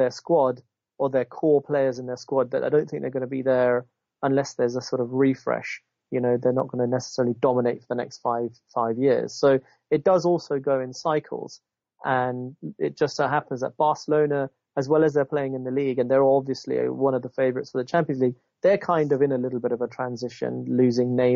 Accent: Zambia; I was born in Zambia

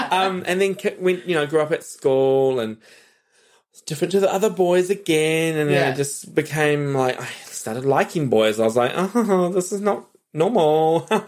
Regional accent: New Zealand; moved away; also born or lived in Sydney; Yes, I grew up in Aotearoa.

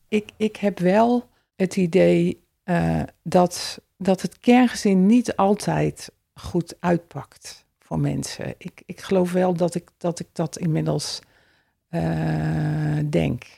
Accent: Elst, Gelderland, Netherlands; Elst is mijn geboortedorp

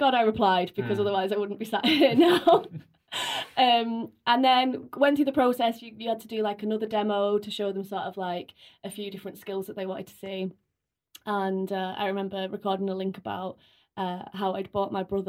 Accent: Bolton, North West England, United Kingdom; I'm from Bolton

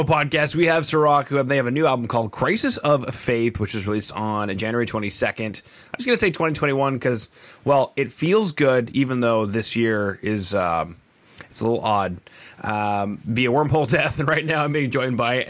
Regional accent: Canada; I'm Canadian

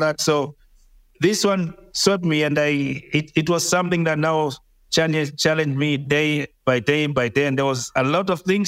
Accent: Mombasa, Mombasa County, Kenya; I grew up in Mombasa

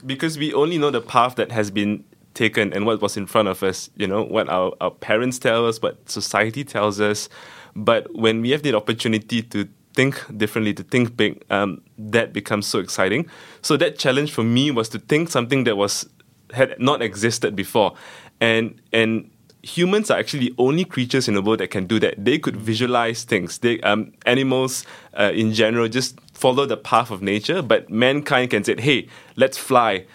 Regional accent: Kuala Lumpur, Malaysia; I grew up in Malaysia, specifically in Kuala Lumpur

